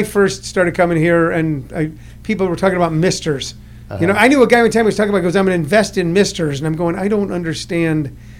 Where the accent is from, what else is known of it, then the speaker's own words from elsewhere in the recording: Missouri, United States; I grew up in a little town in Missouri